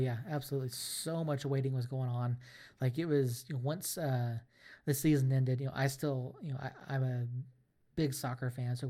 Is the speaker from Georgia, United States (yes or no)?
yes; Atlanta, Georgia, United States; now in New Mexico, United States; I'm 1,500 miles away, 1,800 miles away from Atlanta, from my hometown club.